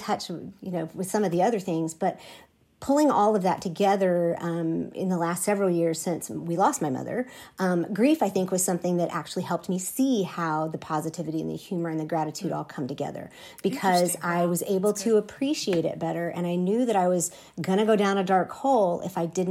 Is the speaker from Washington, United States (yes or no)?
no; Southeast Texas, United States; I grew up in Southeast Texas